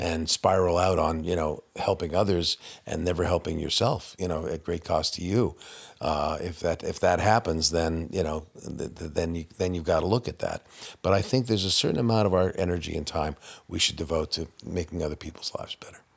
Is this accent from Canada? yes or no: yes; Canada; I'm Canadian.